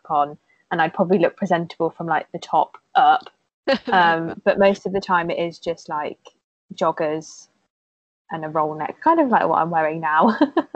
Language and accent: English; Worcester, West Midlands, United Kingdom; now in Cheltenham, United Kingdom; I'm from Worcester originally